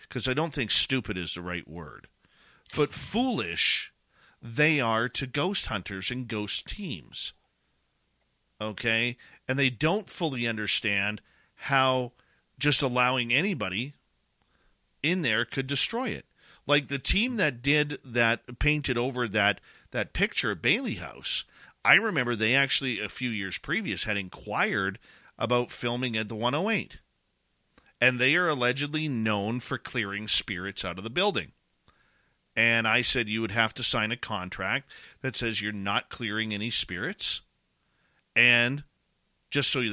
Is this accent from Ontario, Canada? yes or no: no; Abbotsford, British Columbia, Canada; I'm born and raised in Abbotsford